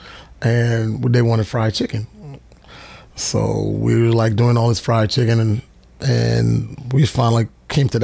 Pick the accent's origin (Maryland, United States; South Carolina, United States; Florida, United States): South Carolina, United States; Charleston; now in Savannah, United States; I was from Charleston, South Carolina. I started off at Garibaldi's in Charleston. I was a 16-year-old kid, and I was washing dishes